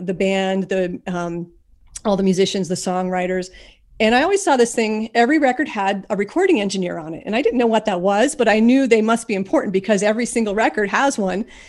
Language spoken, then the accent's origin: English; Ashland, Pennsylvania, United States; now in Scranton, United States; I was born and I grew up in a tiny little town called Ashland, Pennsylvania.